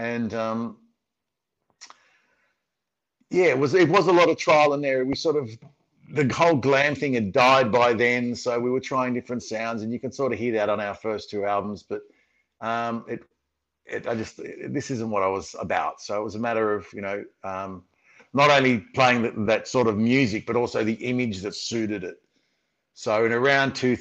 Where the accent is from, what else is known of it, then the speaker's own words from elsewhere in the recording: Sydney, New South Wales, Australia; I'm from Sydney